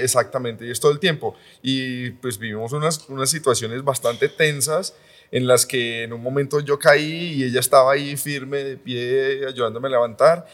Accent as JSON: {"language": "Spanish", "town": "Palmira", "region": "Valle del Cauca", "country": "Colombia", "moved": "yes", "lives_now": "Medellín, Colombia", "said": "Yo soy de Palmira, del Valle."}